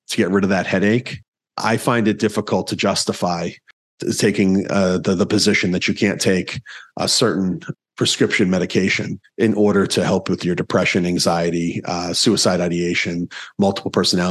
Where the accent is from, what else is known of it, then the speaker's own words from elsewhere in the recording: East Coast, United States; moved away; I grew up on the East Coast.